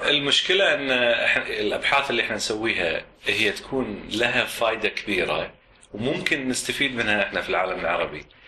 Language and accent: Arabic; Kuwait; moved away; من الكويت